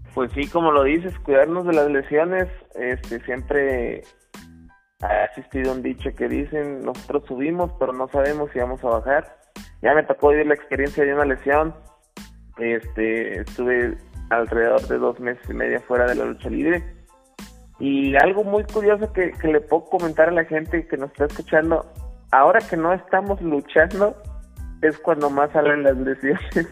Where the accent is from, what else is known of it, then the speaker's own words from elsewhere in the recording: Saltillo, Coahuila, Mexico; moved away as an adult; now in Mexico City, Mexico; se la llevó hasta Saltillo, Coahuila, entonces prácticamente toda mi vida me la pasé allá